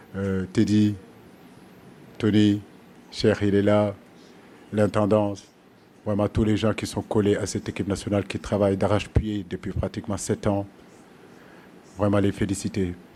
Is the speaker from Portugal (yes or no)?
yes; Portugal; En tant que Portugais